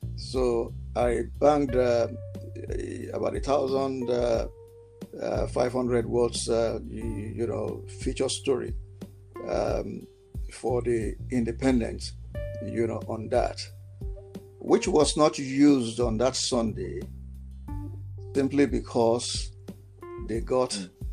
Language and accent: English; Nigeria; I am a Nigerian and I am very passionate and patriotic, you know, about Nigeria